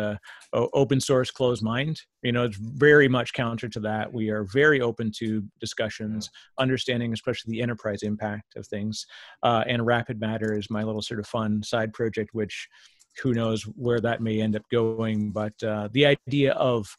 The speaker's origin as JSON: {"language": "English", "country": "Canada", "said": "I'm Canadian, so I say it weird"}